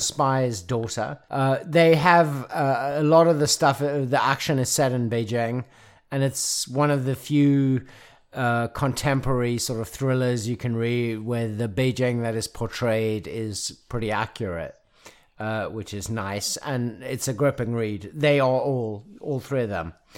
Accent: South Africa; now in Nashville, United States; as a South African

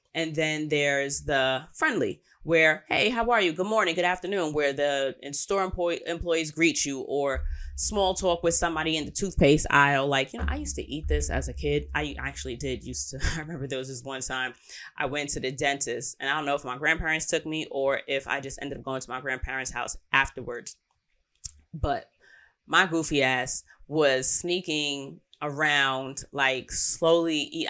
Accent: United States; I'm American

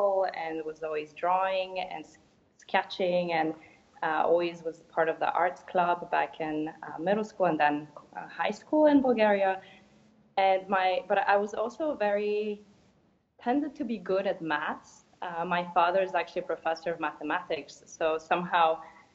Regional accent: Tampa, Florida, United States; moved away as an adult; also born or lived in Boston; So I grew up in Tampa

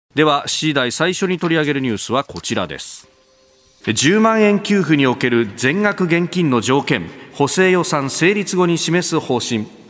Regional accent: Yokosuka, Kanagawa, Japan; 私、こう、生まれで育ったのは横須賀

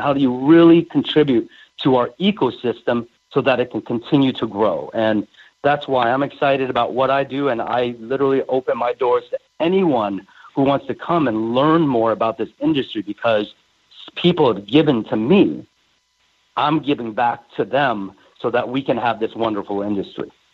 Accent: Seattle, Washington, United States; growing up in the Seattle market

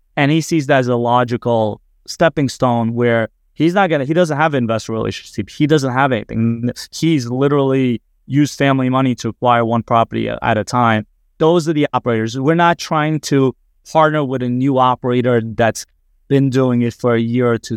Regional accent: New Jersey, United States; I'm from New Jersey

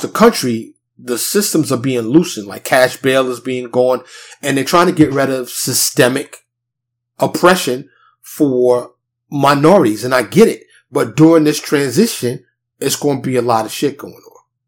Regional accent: New York City, New York, United States; now in Dallas, United States; I'm from New York City, born and raised, but I now live in Dallas, a suburb of Dallas, Texas

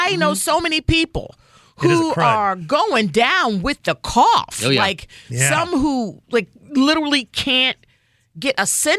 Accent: New Jersey, United States; I grew up in New Jersey. There were a lot of Jewish kids in my community

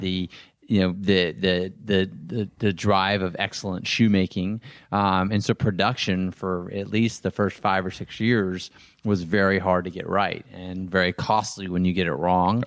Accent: Texas, United States; now in Los Angeles, United States; I grew up in Texas where most guys were football players or basketball players

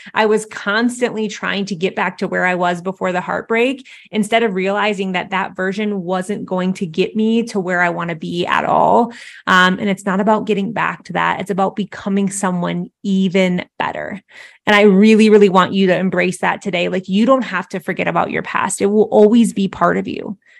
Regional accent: Midwest, United States; I grew up in the Midwest

